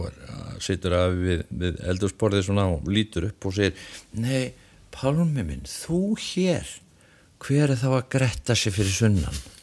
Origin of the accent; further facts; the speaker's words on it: Iceland; moved away; ég er utan að landi